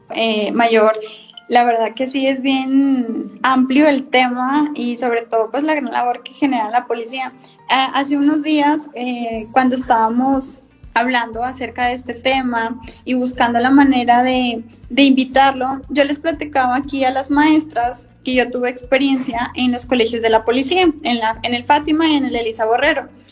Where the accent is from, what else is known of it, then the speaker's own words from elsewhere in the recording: Colombia; now in Mexico; yo también soy colombiana, entonces, de acuerdo a mi experiencia, a mi estadía aquí en México